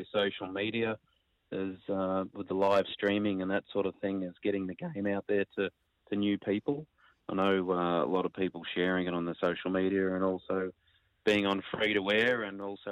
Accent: Ballarat, Victoria, Australia; now in Queensland, Australia; I grew up in Ballarat in Victoria playing with my mum and dad.

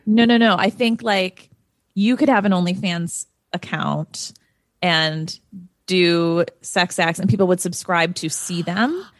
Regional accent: Midwest, United States; moved away as an adult; also born or lived in Chicago; now in Los Angeles, United States; I'm very Midwestern. I grew up in the Midwest

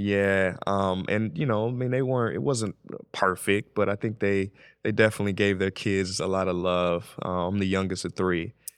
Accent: St. Louis, Missouri, United States; I'm from Saint Louis.

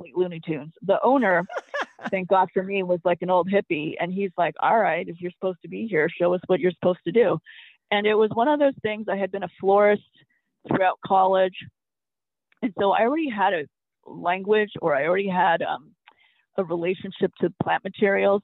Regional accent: Southern California, United States; also born or lived in San Francisco; I grew up in Southern California

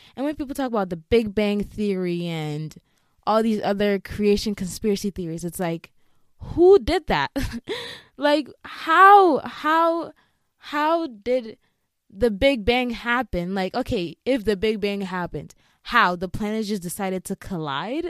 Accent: Ghana; moved away; I grew up in Ghana, and if you know any African country, especially West Africa, we're just very heavily on God

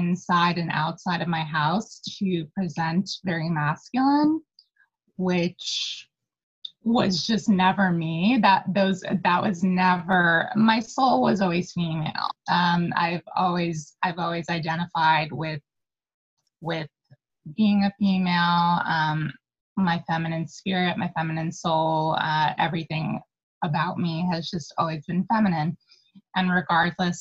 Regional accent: New York City, New York, United States; originally born and raised in Manhattan, more specifically Spanish Harlem

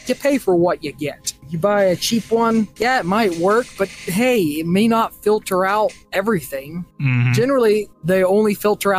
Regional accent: Texas, United States; I'm from Texas, and it's hot there

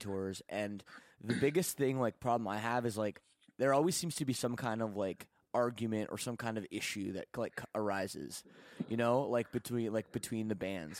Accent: Burlington, Ontario, Canada; my hometown of, uh, Burlington, Ontario.

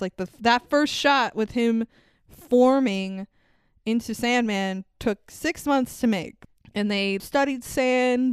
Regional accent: New York, United States; I'm a New Yorker

